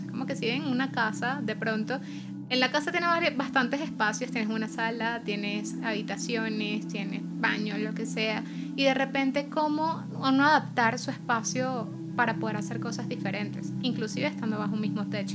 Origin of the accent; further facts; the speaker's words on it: Venezuela; nuestra realidad como venezolanos